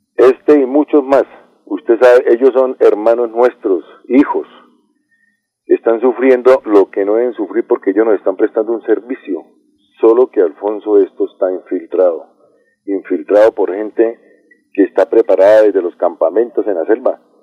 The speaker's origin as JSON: {"language": "Spanish", "country": "Colombia", "said": "yo soy colombiano y soy mestizo"}